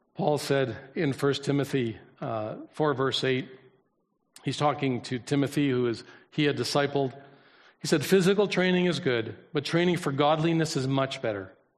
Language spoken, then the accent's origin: English; Canada; I was born here